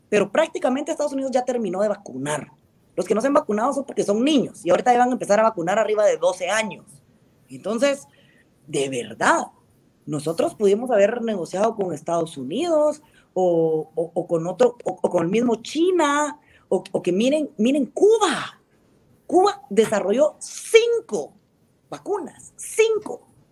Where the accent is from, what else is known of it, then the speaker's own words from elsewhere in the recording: Guatemala; nosotros como guatemaltecos